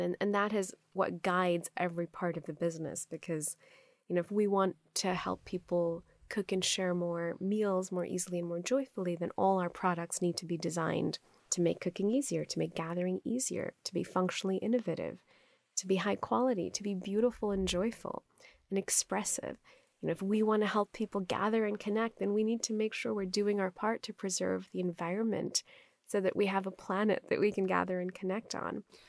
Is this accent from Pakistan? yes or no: yes; Pakistan; first language Urdu; English is a second language; moved away as an adult; also born or lived in Stanford, United States / Dubai, United Arab Emirates; now in Los Angeles, United States; if you grew up in Pakistan, now I live in Los Angeles